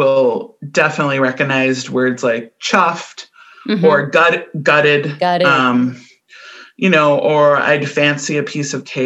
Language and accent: English; Midwest, United States; accent: very Midwestern; my very Midwestern accent